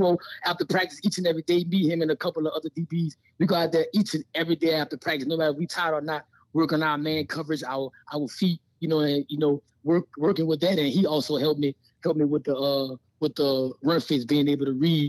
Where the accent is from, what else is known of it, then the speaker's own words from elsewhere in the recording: Louisiana, United States; now in Las Vegas, United States; you know, I'm a Southside boy. You know, I'm from Louisiana.